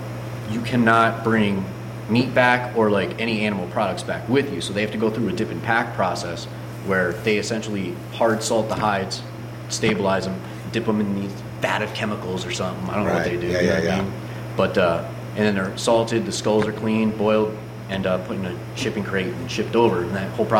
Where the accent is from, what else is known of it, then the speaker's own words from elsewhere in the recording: New York, United States; also born or lived in Ohio; So like, growing up in New York, in Ohio and stuff like that, a nice antlered white-tailed deer, and I'm like, oh, we're going deer hunting.